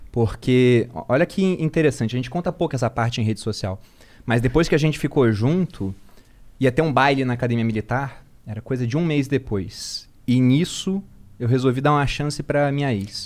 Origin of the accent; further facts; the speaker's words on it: Rio de Janeiro, Brazil; Eu era do Rio